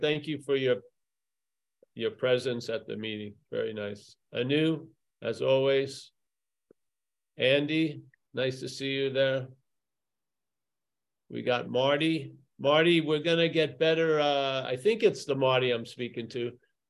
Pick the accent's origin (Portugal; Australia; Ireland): Ireland; I'm not from there. No, I'm from Ireland. Ireland.